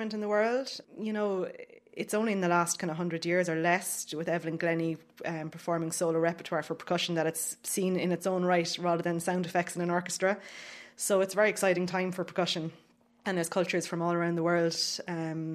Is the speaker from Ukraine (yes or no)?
no; Cork, Munster, Ireland; now in Dublin, Ireland; I'm from Cork and I'm a percussionist now living in Dublin.